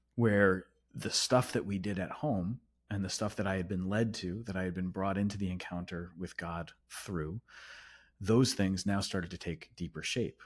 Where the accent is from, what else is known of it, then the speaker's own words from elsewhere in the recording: United States; I'm American.